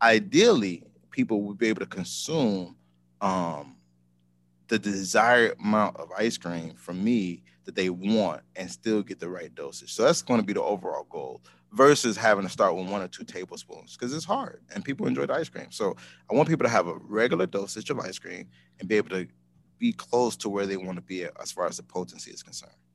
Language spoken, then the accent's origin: English; Chicago, Illinois, United States; moved away as an adult; also born or lived in Seattle; I'm home. I'm from Chicago